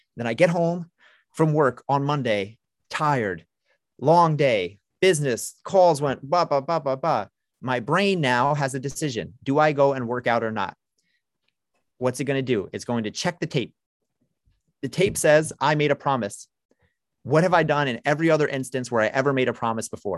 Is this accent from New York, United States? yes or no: yes; New York City, New York, United States; I'm a New Yorker, I'm from Brooklyn